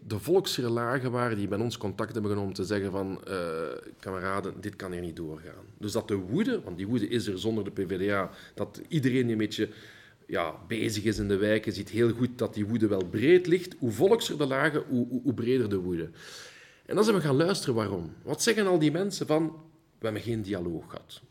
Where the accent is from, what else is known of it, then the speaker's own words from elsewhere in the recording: Wallonia, Belgium; first language Dutch; also born or lived in Flanders; wel in Wallonië opgegroeid